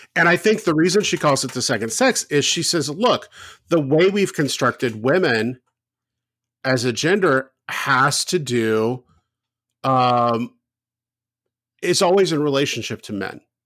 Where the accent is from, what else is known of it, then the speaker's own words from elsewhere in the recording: the South, United States; growing up in the South